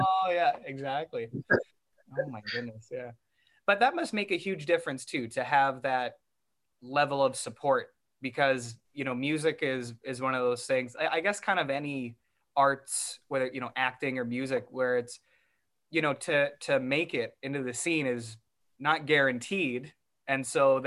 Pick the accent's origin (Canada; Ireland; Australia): Canada; Vancouver, British Columbia; I grew up in Vancouver